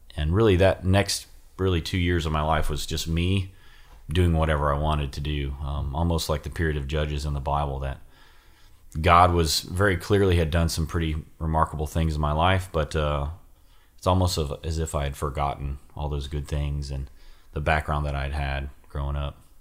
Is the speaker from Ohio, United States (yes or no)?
yes; Ohio, United States; moved away as an adult; I joined the Army to get out of Ohio